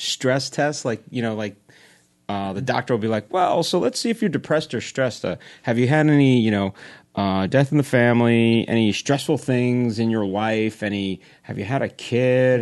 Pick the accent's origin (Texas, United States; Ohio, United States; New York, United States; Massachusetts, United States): New York, United States; now in New Jersey, United States; I grew up in New York